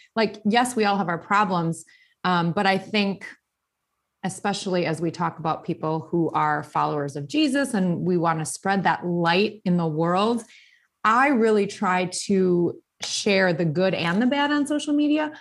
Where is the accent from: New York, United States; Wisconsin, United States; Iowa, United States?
Wisconsin, United States; Burlington; moved away as an adult; also born or lived in Milwaukee, Wisconsin / Shorewood, Wisconsin / Greenfield, Wisconsin / New Berlin, Wisconsin; now in Arizona, United States; I was born and raised in Wisconsin. I grew up in Burlington